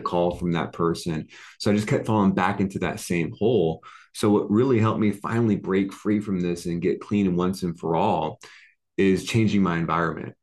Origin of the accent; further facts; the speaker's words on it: Oceanside, California, United States; moved away as an adult; now in Las Vegas, United States; I grew up in Oceanside, California. It's near ah, San Diego.